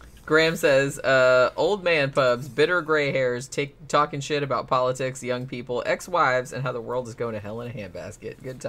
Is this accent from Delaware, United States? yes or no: no; Daytona Beach, Florida, United States; moved away; I grew up in Daytona Beach, which is like real rednecky.